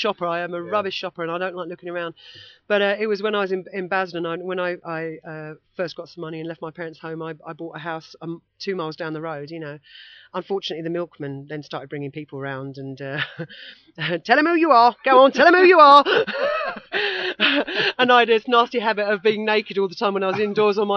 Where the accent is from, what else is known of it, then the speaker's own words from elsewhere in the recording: Basildon, East of England, United Kingdom; growing up in Basildon with punk rockers